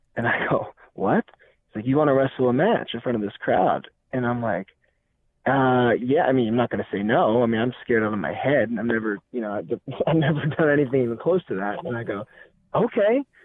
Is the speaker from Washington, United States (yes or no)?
yes; Seattle, Washington, United States; moved away as an adult; also born or lived in San Luis Obispo, California / Canada; I'm originally from Seattle, North Bend area.